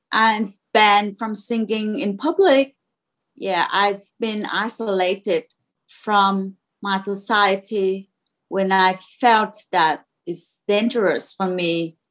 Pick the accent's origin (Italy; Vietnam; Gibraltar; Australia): Vietnam; Cam Ranh, Khanh Hoa; English is a second language; moved away as an adult; now in Pittsburgh, United States; I was born in Cam Ranh in a very small city in the middle of the country.